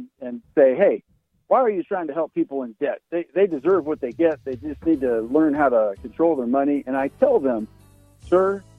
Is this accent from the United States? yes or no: yes; West Coast, United States; I grew up on the West Coast